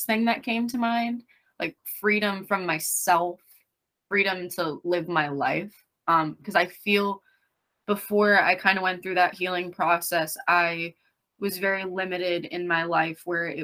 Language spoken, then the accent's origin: English; Lehigh Valley, Pennsylvania, United States; now in Berks County, United States; I grew up in Lehigh Valley, Pennsylvania